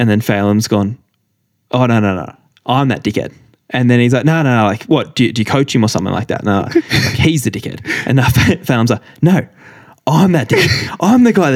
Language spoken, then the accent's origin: English; Canberra, Australian Capital Territory, Australia; growing up in Canberra